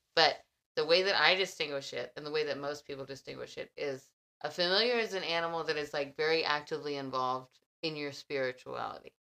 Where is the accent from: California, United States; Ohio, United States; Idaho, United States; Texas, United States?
Texas, United States; as a Texan